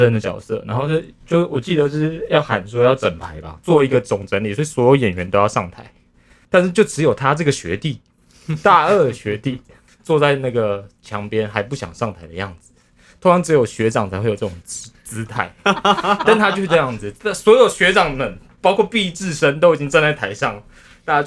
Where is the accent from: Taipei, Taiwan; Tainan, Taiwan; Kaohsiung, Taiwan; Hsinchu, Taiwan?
Hsinchu, Taiwan; 我在新竹，就是我觉得那个地理位置是一个，那地理位置是一个你没有办法知道你来自哪里